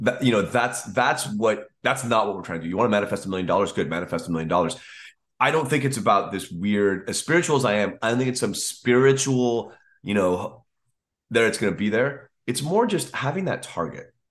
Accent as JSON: {"language": "English", "country": "United States", "said": "as an American"}